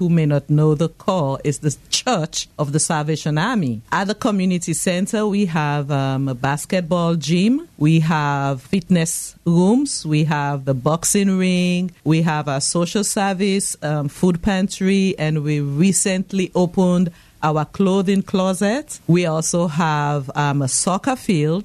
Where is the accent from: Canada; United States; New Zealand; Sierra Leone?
Sierra Leone; Freetown, Western Area; moved away; I know you can tell from my accent that I'm not from around here. I was born and raised in Freetown, Sierra Leone, West Africa.